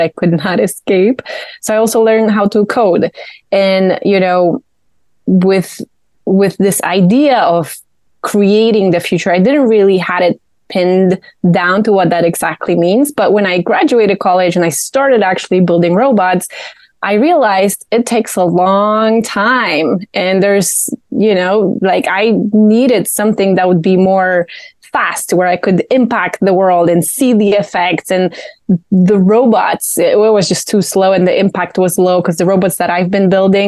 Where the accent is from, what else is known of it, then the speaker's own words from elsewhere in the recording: Poland; moved away as an adult; now in Charlotte, United States; I was born in Poland. I was raised there. I went to college there